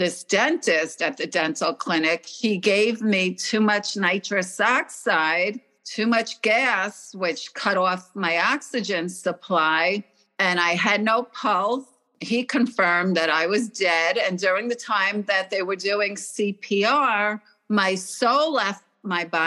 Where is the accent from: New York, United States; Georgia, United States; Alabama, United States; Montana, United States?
New York, United States; Oceanside; also born or lived in Stamford, Connecticut; I grew up in Oceanside, New York, but I was actually born in Connecticut, in Stamford, Connecticut